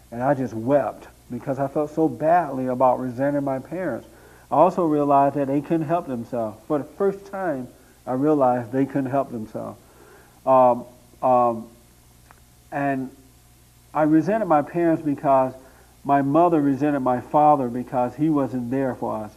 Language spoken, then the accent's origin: English; Tuskegee, Alabama, United States; born or raised there; moved away as an adult; now in Los Angeles, United States